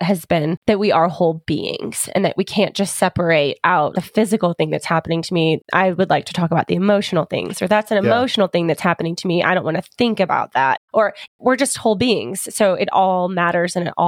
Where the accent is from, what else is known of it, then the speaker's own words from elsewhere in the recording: United States; We are very American